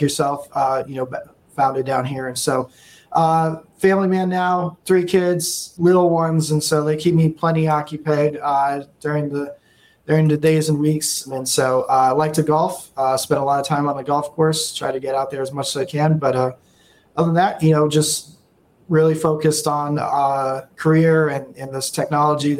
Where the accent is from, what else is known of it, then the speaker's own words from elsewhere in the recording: Massachusetts, United States; moved away as an adult; now in Austin, United States; originally born and raised in Massachusetts, went to school there, high school, college